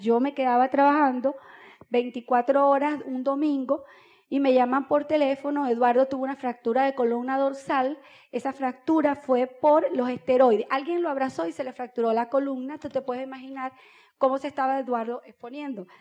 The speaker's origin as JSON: {"language": "Spanish", "town": "Boca del Río", "region": "Nueva Esparta", "country": "Venezuela", "tie": "born or raised there", "said": "Yo nací en Boca del Río"}